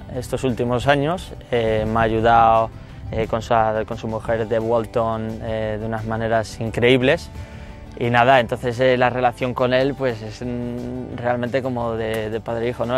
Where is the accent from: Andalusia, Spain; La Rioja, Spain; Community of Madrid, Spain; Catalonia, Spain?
La Rioja, Spain; moved away as an adult; also born or lived in Boston, United States; now in New York, United States; yo tengo un, amor muy especial, lógicamente, por mi tierra, ¿no? por La Rioja y por el norte de España